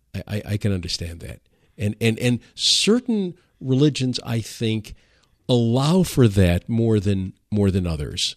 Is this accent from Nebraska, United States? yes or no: no; Detroit, Michigan, United States; I'm from Detroit